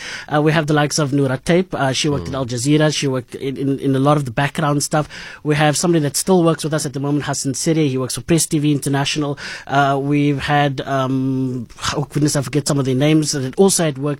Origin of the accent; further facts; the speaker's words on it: Cape Town, Western Cape, South Africa; I grew up in Bonteville